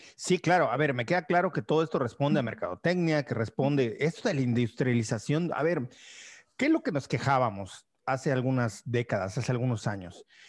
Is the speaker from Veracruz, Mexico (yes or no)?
no; Mérida, Yucatán, Mexico; moved away as an adult; also born or lived in Zamora, Michoacán; cuando me fui de Mérida a estudiar a Zamora, Michoacán